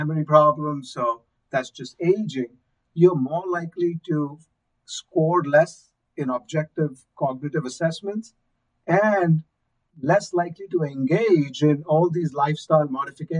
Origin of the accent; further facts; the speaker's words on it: India; moved away; I'm from India